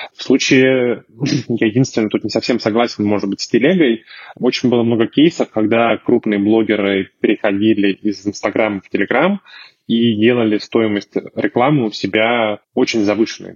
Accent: Chelyabinsk, Chelyabinsk Oblast, Russia; я сам из Челябинска

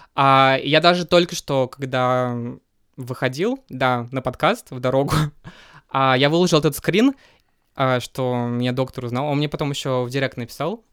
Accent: Kazan, Tatarstan, Russia; moved away as an adult; now in Moscow, Russia; я родился в Казани

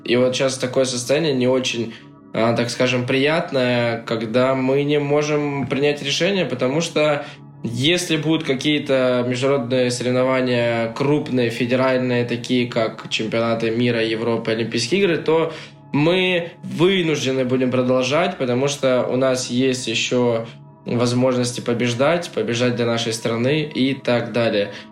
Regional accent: Russia; я вот из России, я русский

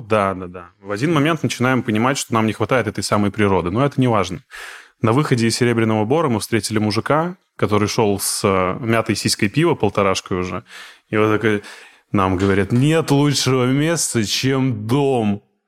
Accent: Izhevsk, Udmurtia, Russia; moved away as an adult; now in Moscow, Russia; я из Ижевска, ну, я, по крайней мере, вырос там, все, детство провел и юность

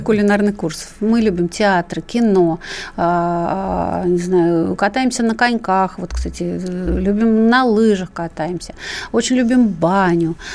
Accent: Ukraine; now in Russia; я Э, естественно, родилась на Украине

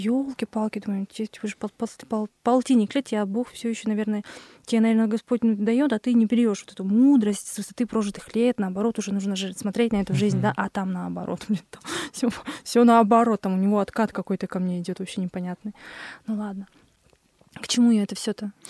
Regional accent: Kurgan, Kurgan Oblast, Russia; also born or lived in Kazakhstan; в России, в каком-то городе Кургане, Кургане, у цыган. Через год, как я родилась

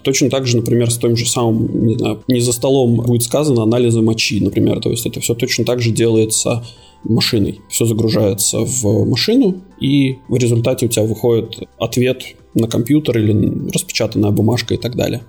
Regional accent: Latvia; moved away as an adult; also born or lived in Cyprus; now in Malta; Родился я в Латвии

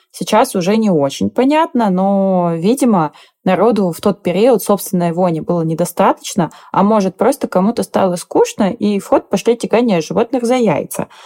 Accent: Siberia, Russia; Я как человек из Сибири

